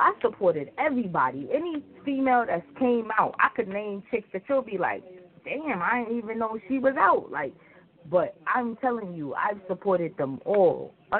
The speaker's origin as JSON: {"language": "English", "region": "New York", "country": "United States", "said": "I'm a New Yorker."}